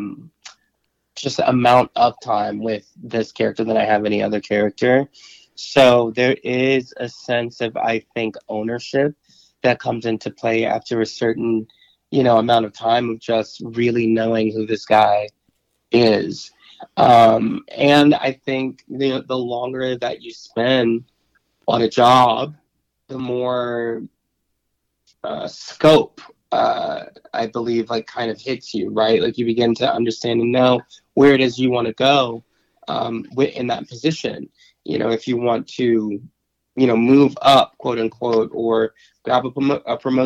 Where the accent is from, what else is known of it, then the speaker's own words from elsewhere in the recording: Chicago, Illinois, United States; I was born and raised in Chicago